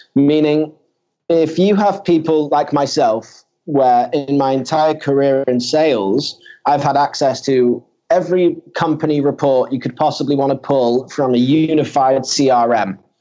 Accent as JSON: {"language": "English", "town": "Manchester", "region": "North West England", "country": "United Kingdom", "moved": "yes", "lives_now": "Tel Aviv, Israel", "said": "I'm actually from uh, Manchester in the UK"}